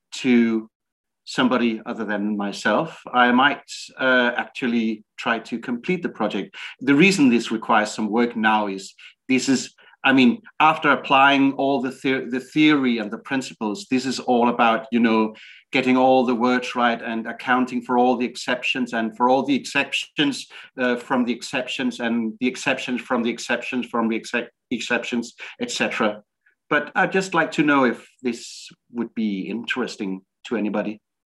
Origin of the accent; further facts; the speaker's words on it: Denmark; I'm from Denmark.